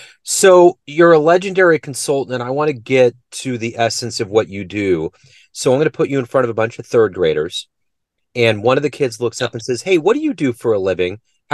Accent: Kansas City, Missouri, United States; I'm in Kansas City, Missouri. I've been born and bred here.

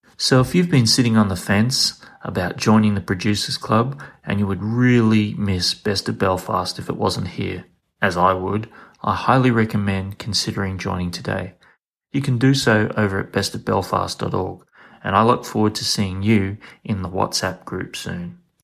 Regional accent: Queensland, Australia; I'm from Queensland

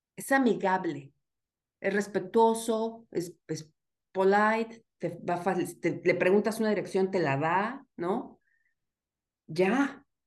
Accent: Mexico; moved away as an adult; now in Canada; soy mexicana, mujer, migrante

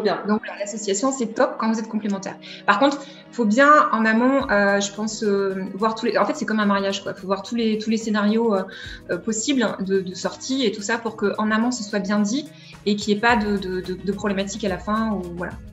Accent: Vichy, Auvergne-Rhône-Alpes, France; je suis née le 20 juillet 1983, j'ai 37 ans à Vichy et je suis une Auvergnate aujourd'hui

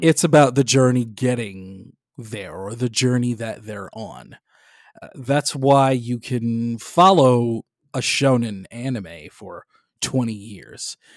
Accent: Detroit, Michigan, United States; my hometown of Detroit, Michigan

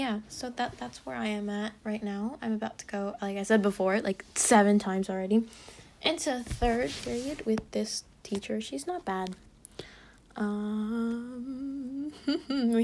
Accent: United States; We're American.

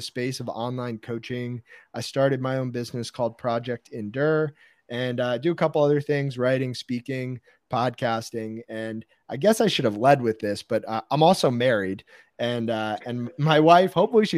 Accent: Westfield, New Jersey, United States; I grew up in Westfield, New Jersey, which is kind of in the middle of the state

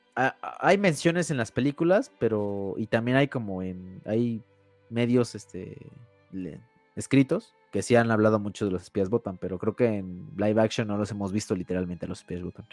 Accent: Mexico; Soy soy mexicano

